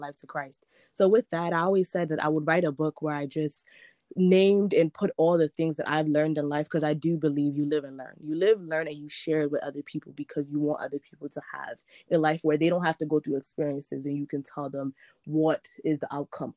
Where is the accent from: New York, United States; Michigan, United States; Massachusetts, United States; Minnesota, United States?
New York, United States; moved away as an adult; also born or lived in Nigeria; now in Baltimore, United States; I was born in Nigeria, raised in New York. Now I am based in the 410, Baltimore, Maryland